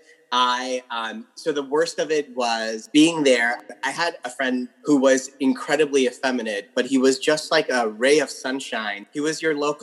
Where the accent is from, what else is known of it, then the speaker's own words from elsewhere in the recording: London, Ontario, Canada; now in Toronto, Canada; I grew up in London, Ontario